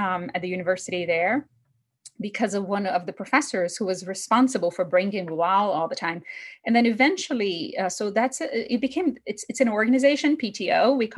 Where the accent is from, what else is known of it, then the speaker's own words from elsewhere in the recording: Brazil; English is a second language; moved away as an adult; also born or lived in New York / Boston; now in Florida, United States; I am originally from Brazil, right? I'm an immigrant and I moved to the United States 17 years ago after college